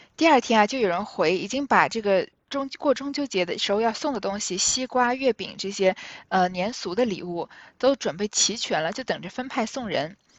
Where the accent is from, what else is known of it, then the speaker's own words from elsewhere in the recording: China; 我们中国人